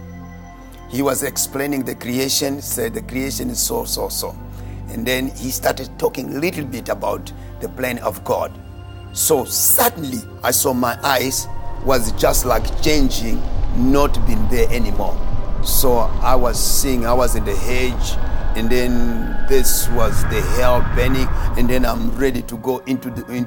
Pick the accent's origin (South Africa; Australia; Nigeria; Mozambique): Mozambique; I was born in Mozambique